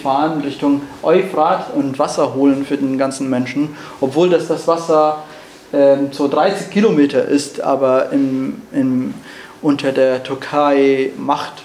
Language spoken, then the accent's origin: German; Rojava, Syria; German is a second language; moved away as an adult; now in Germany; Ich bin in Rojava geboren und aufgewachsen und im Jahr 2015 musste ich Rojava verlassen und nach Deutschland fliehen